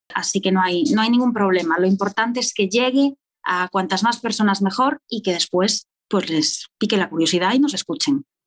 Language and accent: Spanish; Ordes, Galicia, Spain; now in A Coruña, Spain; yo nací en A Coruña y soy de Ordes, un pueblo que está muy cerca de Coruña y siempre me defino como una coruñesa de Ordes. Llevo en Coruña desde los 18 años